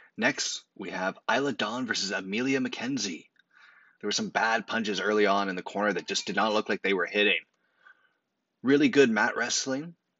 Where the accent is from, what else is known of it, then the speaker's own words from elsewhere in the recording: Canada; As a Canadian